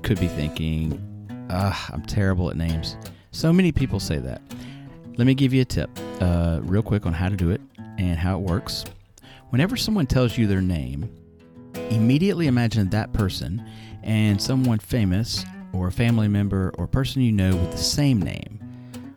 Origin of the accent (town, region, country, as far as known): United States